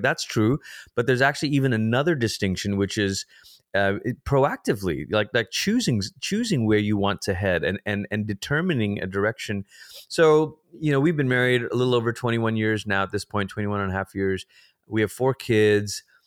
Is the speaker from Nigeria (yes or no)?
no; Malaysia; moved away; I'm a first generation immigrant. I grew up in Malaysia. It's where I'm from.